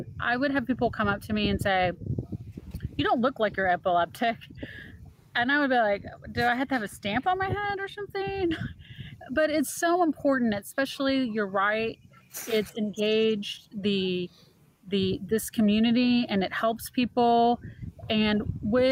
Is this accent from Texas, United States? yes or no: yes; Texas, United States; I'm actually from Texas.